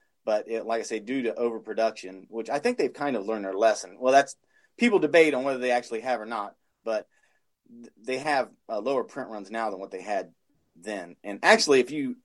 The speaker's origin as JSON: {"language": "English", "region": "Ohio", "country": "United States", "said": "I'm from Ohio"}